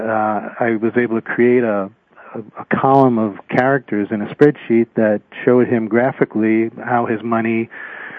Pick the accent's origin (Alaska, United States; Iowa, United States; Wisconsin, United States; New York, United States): New York, United States; moved away as an adult; now in Eugene, United States; I moved from New York, where we were raised, to Oregon to finish undergraduate school